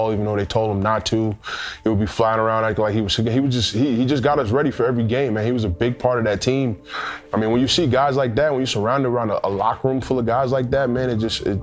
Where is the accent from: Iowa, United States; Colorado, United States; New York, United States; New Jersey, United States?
New York, United States; New York City; also born or lived in Calgary; I'm originally from Queens, New York, born and raised